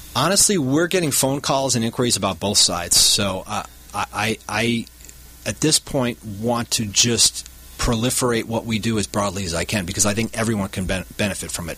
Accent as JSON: {"language": "English", "town": "Milwaukee", "region": "Wisconsin", "country": "United States", "tie": "born or raised there", "moved": "yes", "said": "I grew up in the Milwaukee, Wisconsin area"}